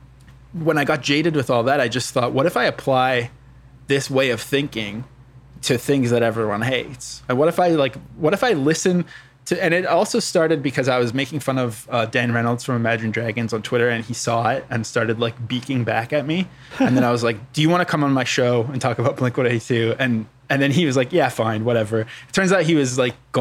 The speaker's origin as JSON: {"language": "English", "region": "Western Canada", "country": "Canada", "tie": "born or raised there", "said": "I grew up in Western Canada"}